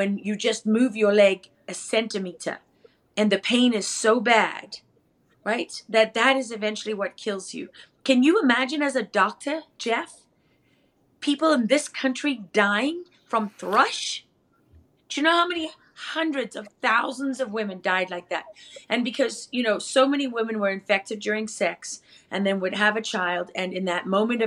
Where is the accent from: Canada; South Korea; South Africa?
South Africa; I am from South Africa.